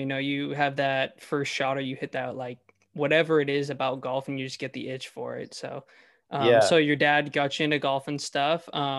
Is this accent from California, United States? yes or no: yes; Kingsburg, California, United States; Me growing up in Kingsburg